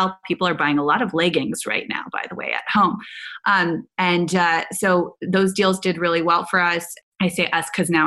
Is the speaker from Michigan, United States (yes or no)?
no; Silicon Valley, California, United States; I grew up in Silicon Valley around incredible men in technology